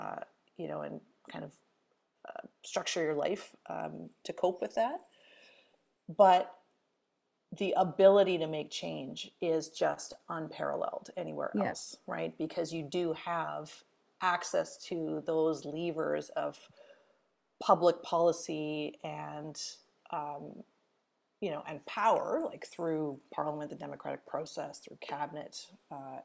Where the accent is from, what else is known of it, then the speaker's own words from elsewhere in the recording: Edmonton, Alberta, Canada; moved away as an adult; also born or lived in British Columbia; now in Ontario, Canada; I'm originally from Edmonton, Alberta, spent a lot of time in Alberta and BC growing up, but moved to Ontario for school and stayed for, you know, gosh, now almost 20